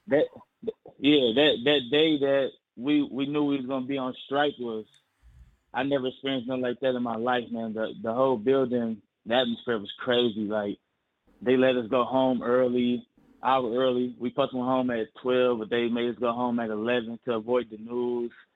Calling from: Michigan, United States; I'm calling from Michigan.

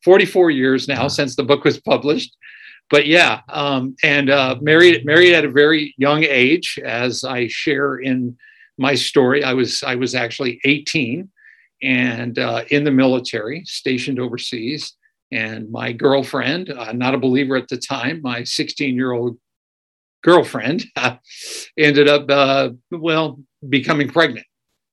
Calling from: Escondido, California, United States; I'm actually calling from a city just north of San Diego called Escondido, about 25 miles north and a little east of downtown San Diego.

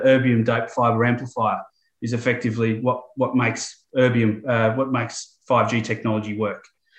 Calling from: Melbourne, Victoria, Australia; I'm coming from Melbourne, Australia, just at the tail end of summer. So conditions are pretty good down here.

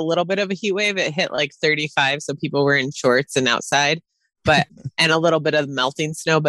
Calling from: Milwaukee, Wisconsin, United States; Outside of Milwaukee, Wisconsin, where it's very cold.

